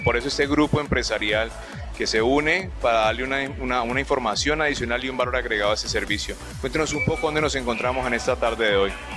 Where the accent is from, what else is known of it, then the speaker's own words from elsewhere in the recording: Palmira, Valle del Cauca, Colombia; also born or lived in Cali; Yo no soy caleño, soy palmirano, pero viví muchos años en esta ciudad